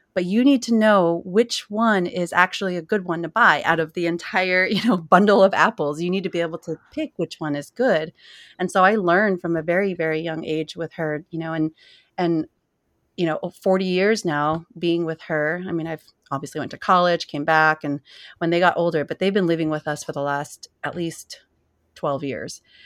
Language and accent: English; San Jose, California, United States; moved away; I was born and raised in Silicon Valley, right in, you know, the Bay Area, San Jose.